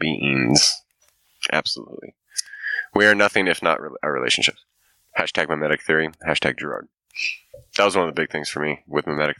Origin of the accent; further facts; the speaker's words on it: United States; We're American